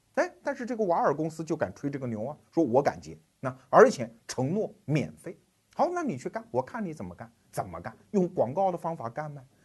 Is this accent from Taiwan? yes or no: no; China; 尤其是我们中国人，从三十多年改革开放过来的人